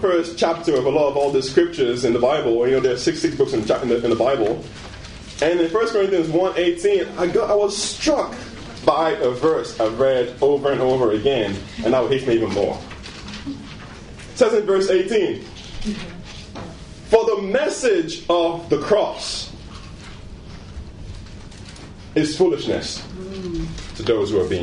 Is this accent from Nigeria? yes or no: yes; Nigeria; moved away; I was born in Nigeria